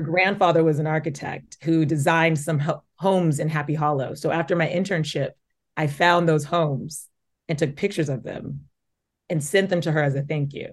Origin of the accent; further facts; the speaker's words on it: Omaha, Nebraska, United States; moved away as an adult; also born or lived in Lincoln, Nebraska; now in New York City, United States; I grew up in Omaha. I went to Papillion La Vista High School